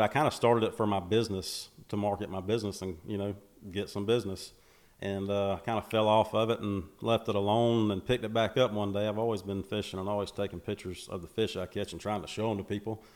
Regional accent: Macon, Georgia, United States; born and raised in Macon, Georgia

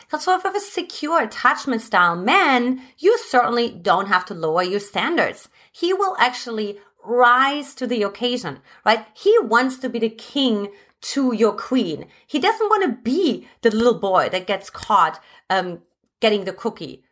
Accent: Germany; English is a second language; moved away as an adult; now in United States; originally I'm from Germany

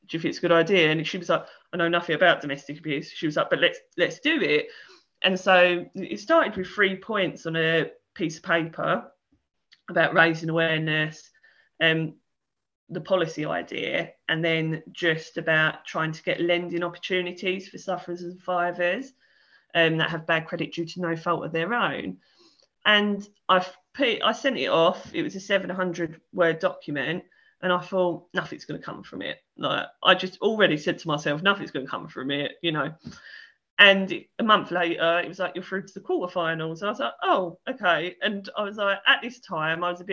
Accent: Essex, East of England, United Kingdom; I'm from Essex

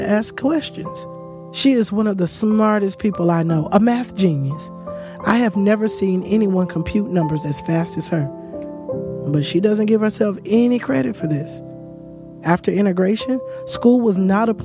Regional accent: Eatonville, Florida, United States; I grew up in Eatonville, and my mom grew up in Eatonville.

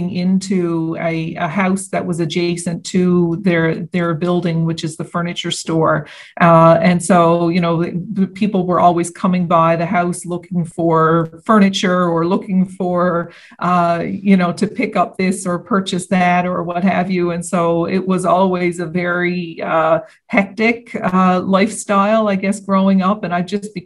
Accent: St. Anthony, Newfoundland and Labrador, Canada; I was born and raised in St. Anthony, Newfoundland, and Labrador on the northern coast.

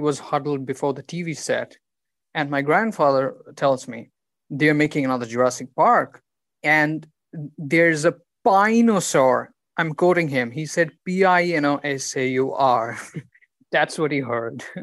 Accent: West Bengal, India; I'm from India, from Bengal

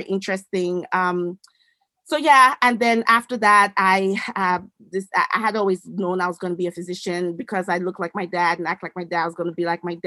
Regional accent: Edo, Nigeria; now in United States; I'm originally from the great country of the Federal Republic of Nigeria in West Africa. I was born in what was then known as the Middle Belt area. I was born in Edo State.

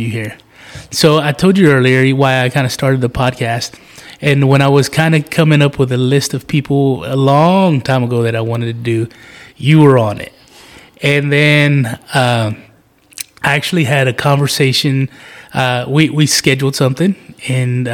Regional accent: George West, Texas, United States; George West, Texas, my hometown

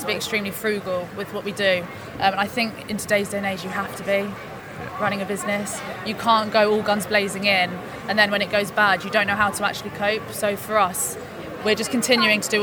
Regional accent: Hampshire, South East England, United Kingdom; moved away as an adult; now in Cornwall, United Kingdom; I'm originally from Hampshire

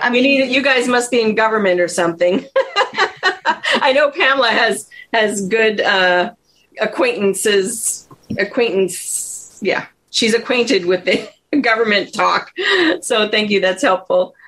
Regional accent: Ottawa, Ontario, Canada; now in United States; So I grew up in Ottawa, Canada

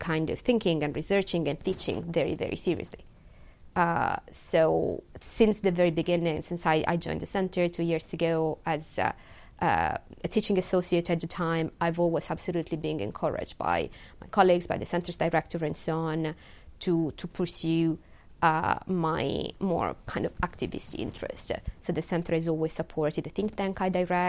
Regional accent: Italy; English is a second language; moved away as an adult; now in United Kingdom; my home country. You know, back in Italy

